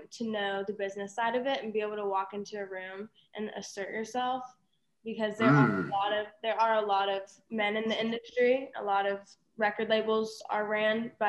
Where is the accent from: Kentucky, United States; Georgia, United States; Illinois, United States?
Georgia, United States; Atlanta; also born or lived in Nashville, Tennessee; I grew up in Atlanta.